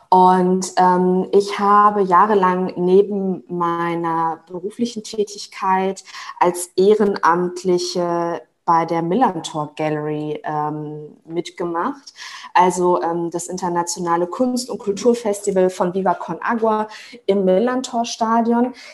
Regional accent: Dortmund, North Rhine-Westphalia, Germany; Äh, ich bin aber in Dortmund geboren und aufgewachsen und das beantwortet wahrscheinlich die Frage.

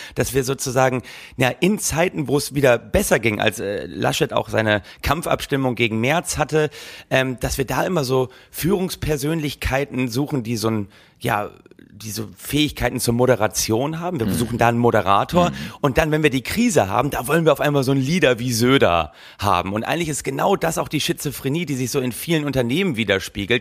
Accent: Germany; als Deutsche

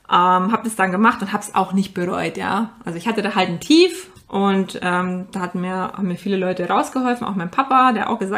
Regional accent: Ingolstadt, Bavaria, Germany; Ich meine, ich habe es in München gemacht, ich komme aus der Nähe von Ingolstadt, das war natürlich ein Heimspiel für mich.

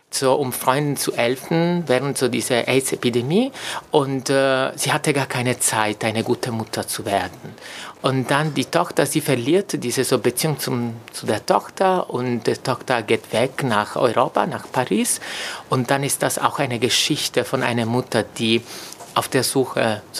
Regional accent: Italy; German is a second language; now in Germany; oder auch für mich, äh, so ich komme aus Italien, das wäre undenkbar, ähm, unterwegs zu sein mit meinem Vater zum Beispiel Hand in Hand

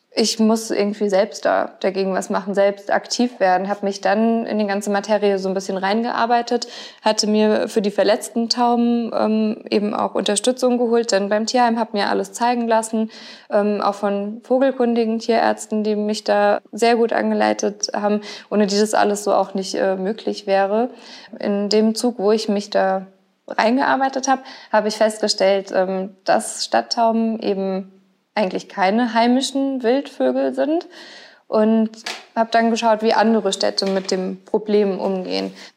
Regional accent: Mainz, Rhineland-Palatinate, Germany; ich bin ja äh, in Gonsenheim aufgewachsen komplett. Ich habe ja noch nie irgendwie woanders gewohnt

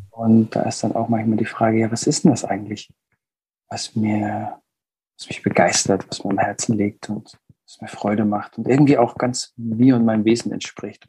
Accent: Würzburg, Bavaria, Germany; moved away as an adult; now in Bremen, Germany; ich komme aus Süddeutschland

